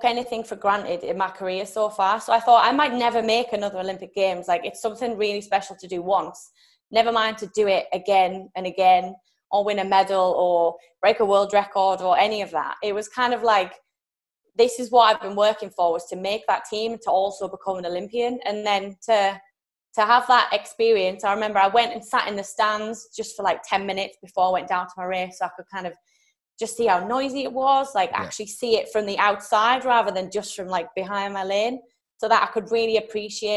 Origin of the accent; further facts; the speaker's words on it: United Kingdom; I'm from Great Britain